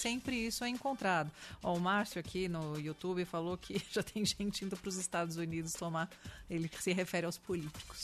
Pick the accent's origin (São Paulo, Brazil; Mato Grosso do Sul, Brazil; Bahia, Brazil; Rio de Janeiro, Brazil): São Paulo, Brazil; sou paulistana da gema, né? uhum. né? Aquela coisa, nasce em São Paulo